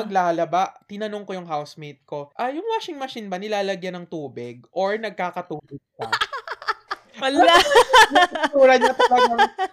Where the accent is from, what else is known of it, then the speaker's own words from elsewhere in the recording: Philippines; moved away as an adult; now in Australia; umuwi ako sa Pilipinas